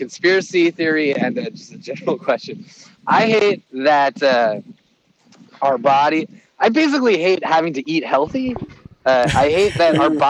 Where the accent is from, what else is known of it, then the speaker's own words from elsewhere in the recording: Canada; As a Canadian